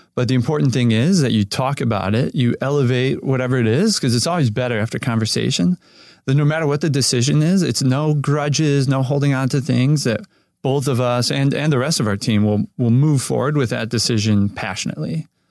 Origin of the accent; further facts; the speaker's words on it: Cleveland, Ohio, United States; now in Los Angeles, United States; I grew up in Cleveland, Ohio